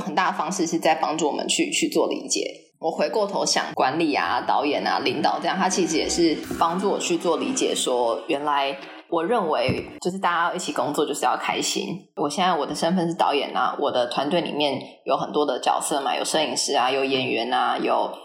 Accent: Taiwan; moved away as an adult; also born or lived in United States; 我虽然是就是台湾长大的

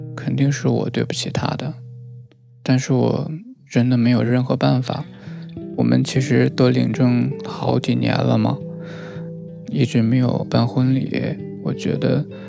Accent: Northeast China, China; 我是东北的嘛，那边民风也是比较彪悍

